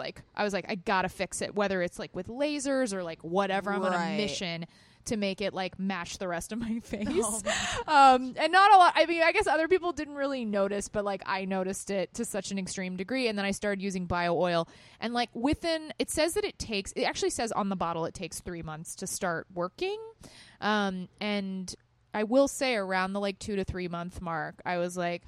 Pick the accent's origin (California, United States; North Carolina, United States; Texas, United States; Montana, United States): Texas, United States; moved away as an adult; now in New York, United States; I grew up in Texas